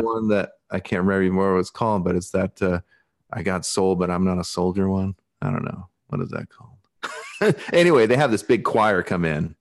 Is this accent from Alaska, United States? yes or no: yes; Alaska, United States; accent: Pacific Northwest; moved away; also born or lived in Portland / Brazil; Growing up in Alaska and stuff like this, you know, I think this is how I've always spoken